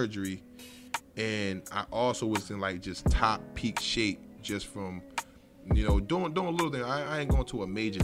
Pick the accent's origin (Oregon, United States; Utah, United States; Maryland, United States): Maryland, United States; Baltimore; I'm from West Baltimore, the Zone 21, Poplar Grove area. And I grew up around there my whole life.